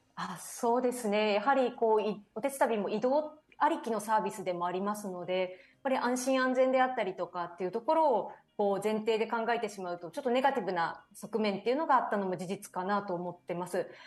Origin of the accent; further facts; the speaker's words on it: Owase, Mie, Japan; 自分自身がですね三重県の尾鷲市というですね東京からだと車でも電車でも6時間ぐらいかかってしまうこともある漁業と林業の町出